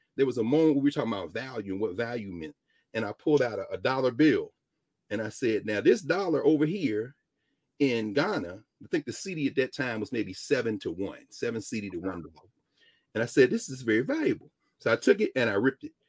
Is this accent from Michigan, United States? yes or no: no; Tennessee, United States; moved away as an adult; also born or lived in Ohio / New York; growing up in Tennessee